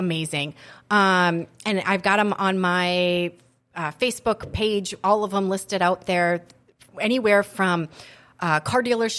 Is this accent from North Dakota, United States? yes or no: yes; Mandan, North Dakota, United States; moved away as an adult; now in Grand Forks, United States; I'm actually from Mandan.